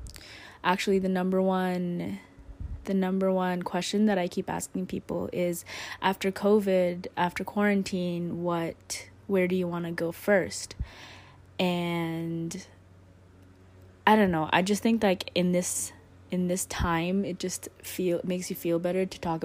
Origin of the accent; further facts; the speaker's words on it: Philippines; moved away; also born or lived in Canada; But I grew up in the Philippines, so I've been to the Philippines, and then obviously in Canada and the States.